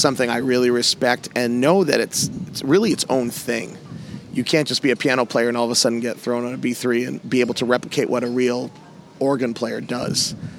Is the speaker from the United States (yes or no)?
yes; Massachusetts, United States; I'm from the Northeast. I'm from Massachusetts